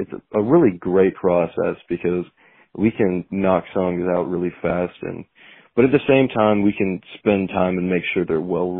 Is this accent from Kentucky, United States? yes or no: yes; Louisville, Kentucky, United States; We're from Louisville, Kentucky. We both went to Trinity High School.